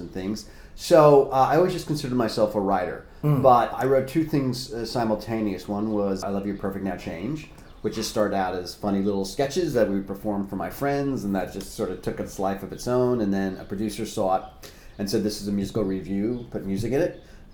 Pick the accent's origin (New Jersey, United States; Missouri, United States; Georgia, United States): New Jersey, United States; Oradell; I am from Oradell, New Jersey, which is about 10 minutes off the George Washington Bridge.